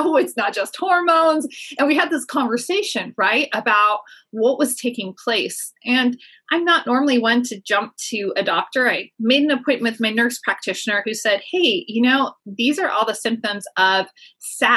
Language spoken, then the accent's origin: English; California, United States; moved away as an adult; now in inland Pacific Northwest, United States; I grew up in California